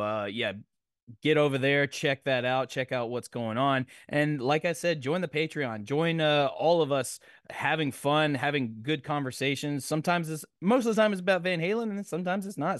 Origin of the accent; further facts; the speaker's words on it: Nashville, Tennessee, United States; I'm from Nashville